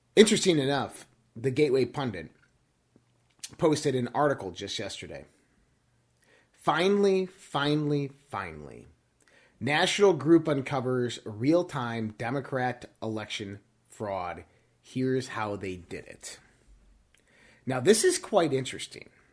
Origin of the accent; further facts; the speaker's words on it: United States; we as an American people